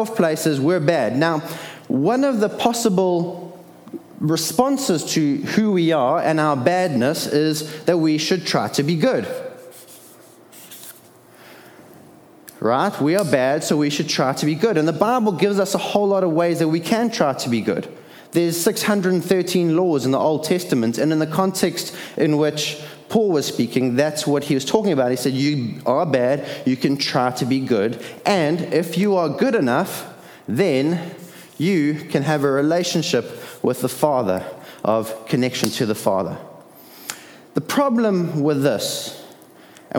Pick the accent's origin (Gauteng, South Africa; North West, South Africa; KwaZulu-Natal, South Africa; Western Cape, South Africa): KwaZulu-Natal, South Africa; Durban; I was born in Addington Hospital